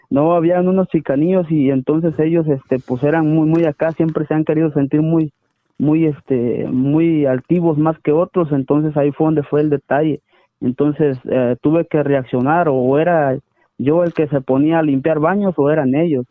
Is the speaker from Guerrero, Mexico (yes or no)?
no; Ciudad Hidalgo, Chiapas, Mexico; moved away; also born or lived in Tijuana / Sonora